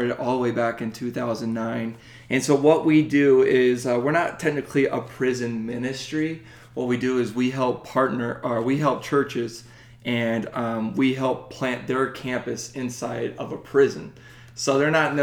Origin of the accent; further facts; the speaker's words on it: Las Vegas, Nevada, United States; also born or lived in Hawaii / Montana; I was raised in Las Vegas, born in Hawaii